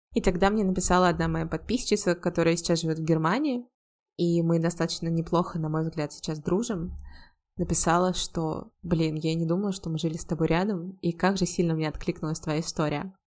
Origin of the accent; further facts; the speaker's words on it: Volgograd, Volgograd Oblast, Russia; also born or lived in United States / Georgia; now in Saint Petersburg, Russia; был еще один переезд сначала в родный город Волгоград